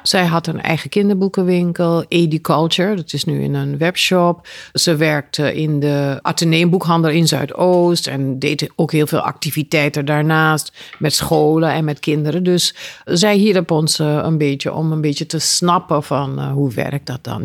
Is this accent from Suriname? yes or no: yes; Suriname; moved away; also born or lived in Aruba; Ik ben in Suriname geboren, maar ik heb jaren op Aruba gewoond